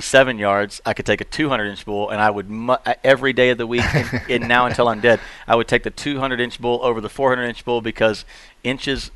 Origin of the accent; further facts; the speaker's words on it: Missouri, United States; I was in Missouri, where I was born and raised. So I grew up like 30 miles south of the Drury guys